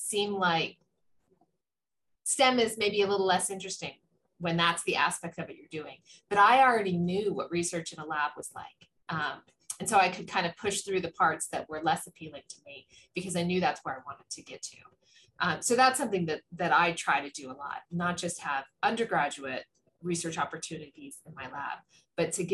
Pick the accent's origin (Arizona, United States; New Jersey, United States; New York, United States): Arizona, United States; Tucson; I grew up in Tucson